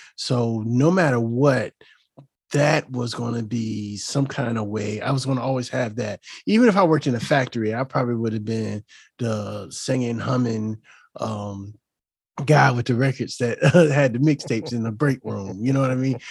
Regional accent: Chesapeake, Virginia, United States; also born or lived in Hampton, Virginia / Waukegan, Illinois / Puerto Rico; I grew up in Hampton Roads, and I grew up in a neighborhood called Camelot. And, um, that's in the Ches, the city of Chesapeake.

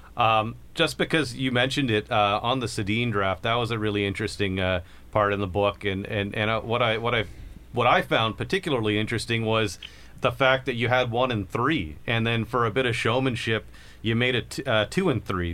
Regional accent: Kingston, Ontario, Canada; we're both from Kingston

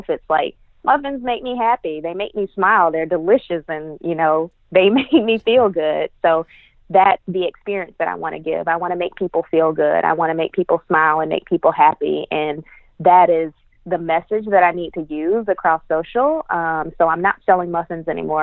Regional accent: Greenville, South Carolina, United States; Greenville, South Carolina, my hometown

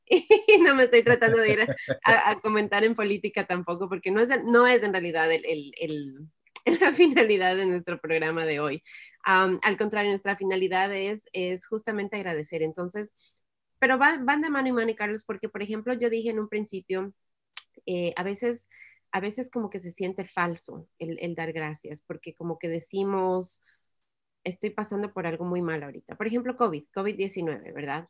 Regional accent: Ecuador; en el Ecuador, que es de donde yo soy

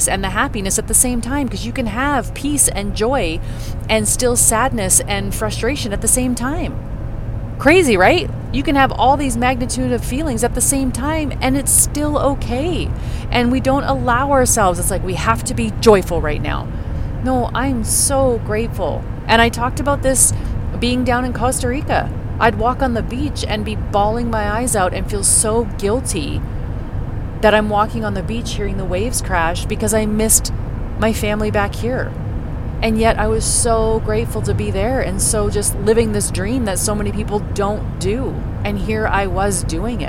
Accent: Canada; I grew up in Canada

